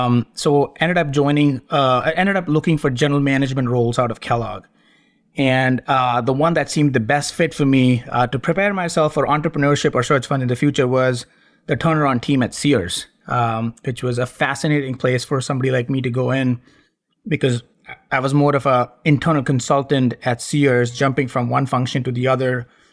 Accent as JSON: {"language": "English", "country": "India", "tie": "born or raised there", "said": "it won't come as a surprise that I was born and brought up in India. My dad was an army officer back in the day, and we traveled a lot. I changed schools 12 times growing up"}